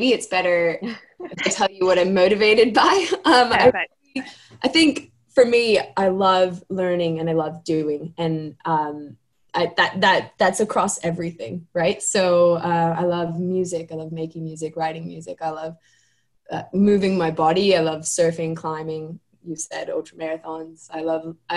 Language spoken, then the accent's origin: English; Laguna Beach, California, United States; moved away as an adult; also born or lived in New Zealand / Australia; I grew up in California. I grew up in Laguna Beach, California, which is down south